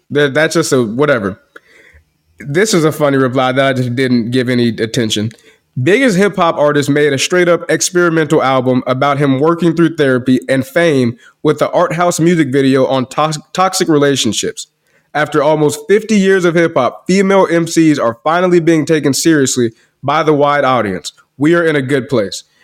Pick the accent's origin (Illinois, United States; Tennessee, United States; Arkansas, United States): Illinois, United States; Chicago; now in DFW, Texas, United States; I'm from Chicago